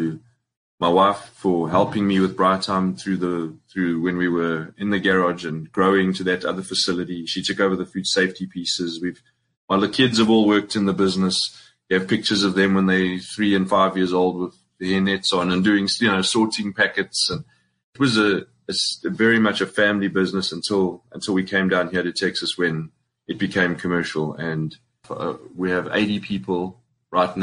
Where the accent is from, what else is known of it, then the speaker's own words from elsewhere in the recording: Springs, Gauteng, South Africa; moved away as an adult; I'm from Springs, proudly from Springs